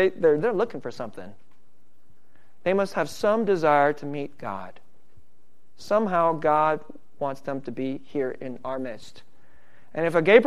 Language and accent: English; San Francisco Bay Area, California, United States; I'm from the San Francisco Bay Area